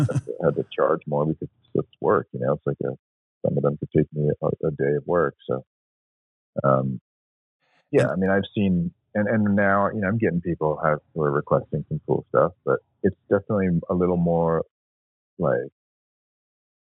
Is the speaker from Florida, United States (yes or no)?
no; San Francisco, California, United States; I grew up in San Francisco, born in the late 70s